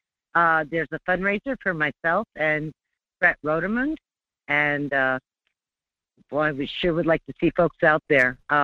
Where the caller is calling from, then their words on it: North Pole, Alaska, United States; I'm calling from the North Pole.